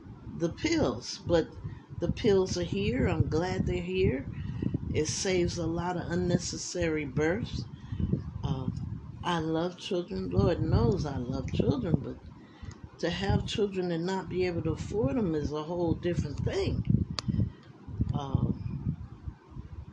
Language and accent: English; United States; I love this country. It's the only country I know